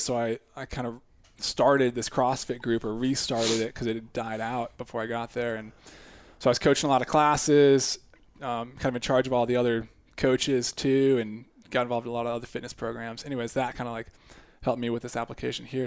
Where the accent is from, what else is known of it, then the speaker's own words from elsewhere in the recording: United States; moved away as an adult; also born or lived in Japan; growing up outside Washington D.C. suburbs, like a lot of military government kind of presence